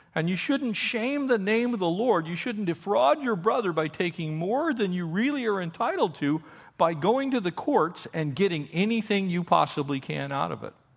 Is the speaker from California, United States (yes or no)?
yes; California, United States; also born or lived in Austria; we're from Cal